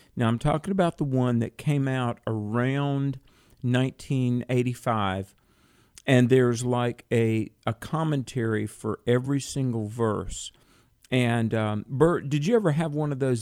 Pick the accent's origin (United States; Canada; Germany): United States; North Carolina; North Carolina, my home state